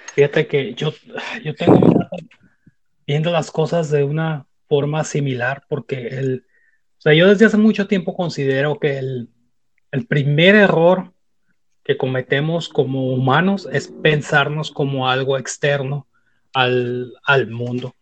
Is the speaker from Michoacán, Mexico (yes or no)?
yes; Uruapan, Michoacán, Mexico; moved away; yo crecí en Michoacán